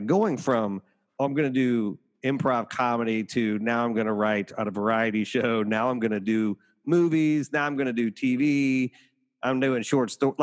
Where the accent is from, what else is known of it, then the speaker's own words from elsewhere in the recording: Cincinnati, Ohio, United States; also born or lived in Appalachia; I grew up in Cincinnati where like WLW had audio plays when I was growing up.